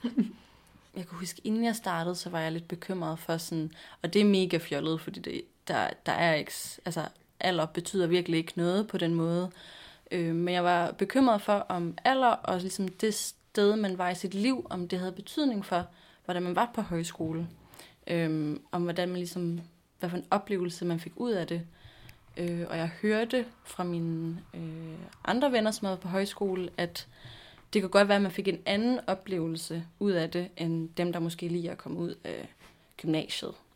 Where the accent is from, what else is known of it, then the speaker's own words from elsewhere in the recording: Nakskov, Zealand, Denmark; now in Copenhagen, Denmark; jeg er 23 år gammel. Øhm, og jeg kommer fra Nakskov på Lolland, øh, men bor også i København nu